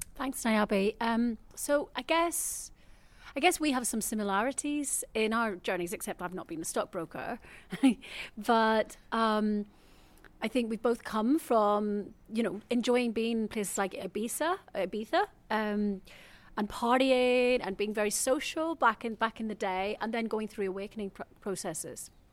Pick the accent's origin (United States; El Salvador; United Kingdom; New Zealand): United Kingdom; Belfast, Northern Ireland; moved away; I grew up in Belfast, in Northern Ireland.